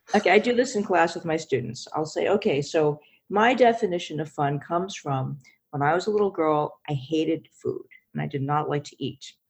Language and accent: English; New York, United States; I'm from New York